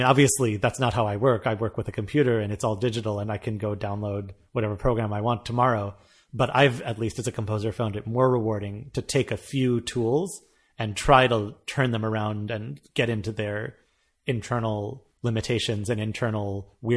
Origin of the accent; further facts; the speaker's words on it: United States; moved away; as an American